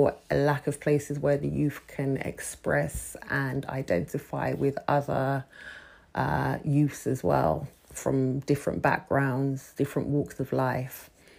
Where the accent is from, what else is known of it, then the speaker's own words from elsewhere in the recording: Birmingham, West Midlands, United Kingdom; also born or lived in Bromley / Peckham, London; now in London, United Kingdom; Peckham to me was a place that I came to after literally leaving my hometown of Birmingham. I was first in Bromley, and then from Bromley, I ended up here in Peckham.